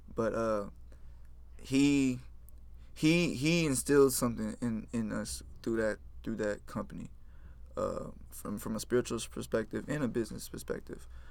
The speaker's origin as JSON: {"language": "English", "town": "Houston", "region": "Texas", "country": "United States", "tie": "born or raised there", "also_born_or_lived": "Richmond, Texas / Rosenberg, Texas / Pearland, Texas", "said": "I grew up in Fort Bend area, uh, Richmond Rosenberg, 59"}